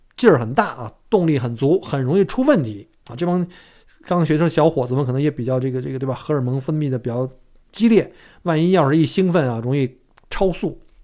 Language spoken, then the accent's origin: Chinese; China; now in Australia; 我们中国人